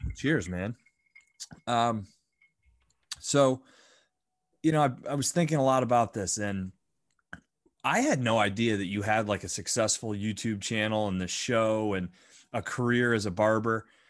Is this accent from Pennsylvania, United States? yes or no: yes; Bradford, Pennsylvania, United States; growing up in Bradford some kind of magical and very unique uh I guess community